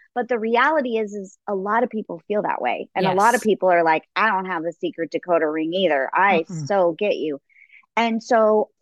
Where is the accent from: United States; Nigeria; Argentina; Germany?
United States; Los Angeles, California; I grew up in Los Angeles